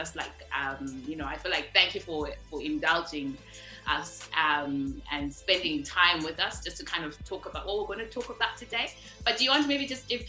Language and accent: English; Zimbabwe; moved away; we are obviously from Zimbabwe